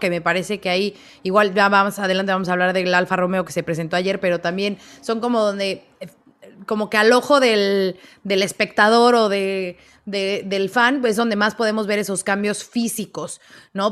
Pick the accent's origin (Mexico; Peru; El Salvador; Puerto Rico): Mexico; como mexicana